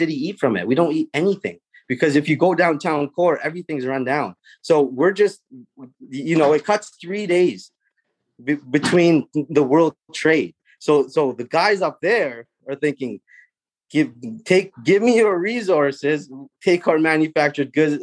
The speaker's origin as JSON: {"language": "English", "town": "Prince Rupert", "region": "British Columbia", "country": "Canada", "tie": "born or raised there", "said": "I'm born and raised in Prince Rupert"}